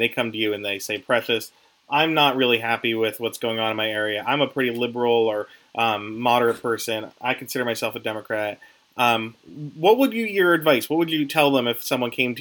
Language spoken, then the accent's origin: English; Western Pennsylvania, United States; moved away; I'm from Western PA originally